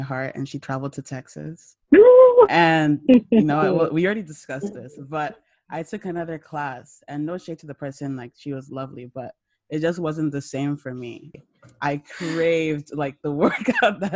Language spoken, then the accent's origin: English; Nigeria; moved away; when I grew up in Nigeria